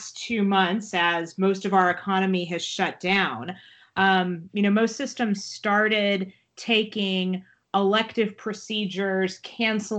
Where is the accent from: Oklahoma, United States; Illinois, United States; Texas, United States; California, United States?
Texas, United States; moved away as an adult; also born or lived in Baltimore, Maryland / Washington, D.C.; I am from Texas